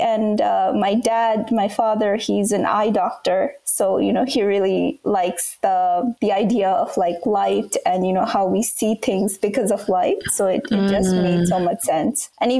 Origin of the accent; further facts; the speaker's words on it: Bangladesh; first language Bangla; English is a second language; So I grew up in Bangladesh, and Bangla is like it's a language that's spoken there.